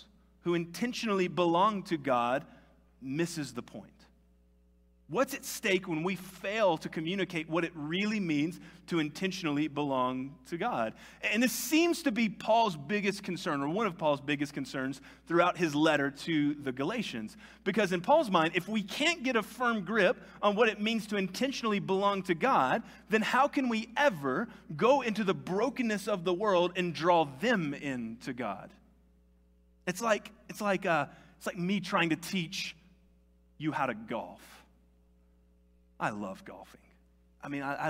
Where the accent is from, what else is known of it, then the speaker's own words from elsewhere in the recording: United States; I am an American citizen because I was born here.